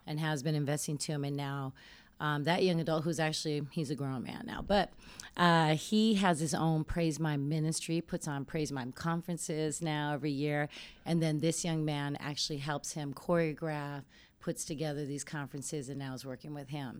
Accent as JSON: {"language": "English", "town": "Denver", "region": "Colorado", "country": "United States", "said": "I'm from Denver, Colorado"}